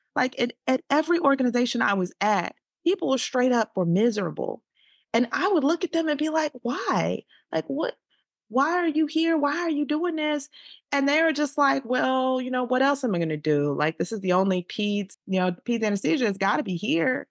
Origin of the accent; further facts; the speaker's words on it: Chicago, Illinois, United States; moved away as an adult; also born or lived in Saint Louis / Boston / Texas; I'm from Chicago